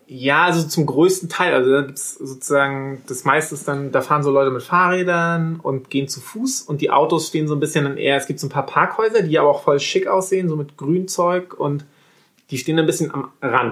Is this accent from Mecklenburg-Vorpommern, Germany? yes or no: yes; Wismar, Mecklenburg-Vorpommern, Germany; bei uns in Wismar, so ein Reihenhaus, so ein, so ein Wendorf